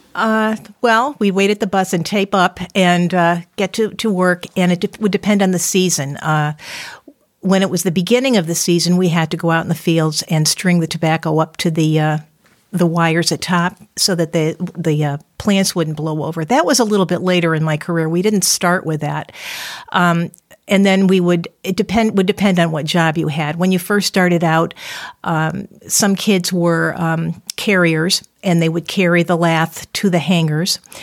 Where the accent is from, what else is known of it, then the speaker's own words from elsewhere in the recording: Windsor, Connecticut, United States; I'm from Windsor, and I grew up in the Deerfield section of Windsor